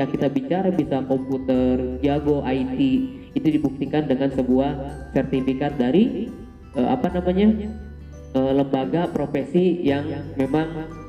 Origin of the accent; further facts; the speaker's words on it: Pangandaran, West Java, Indonesia; Pangandaran pak.